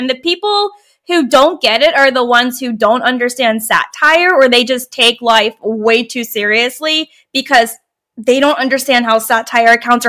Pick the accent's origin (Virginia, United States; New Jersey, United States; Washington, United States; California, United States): Virginia, United States; now in Portland, United States; And I'm originally from Virginia, and I hate Virginia.